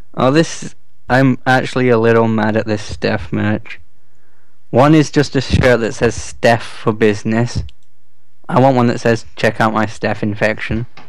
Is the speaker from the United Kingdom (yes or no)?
yes; England, United Kingdom; I'm English